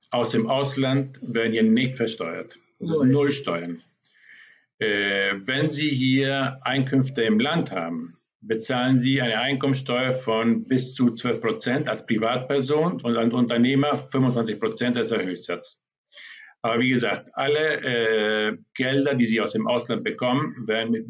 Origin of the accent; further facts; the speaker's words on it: Argentina; moved away as an adult; also born or lived in Germany; Ich bin in Argentinien geboren, bin 30 Tage aufgewachsen und nach der Schule bin ich nach Europa gegangen und äh, lebte dort 25 Jahre in Deutschland.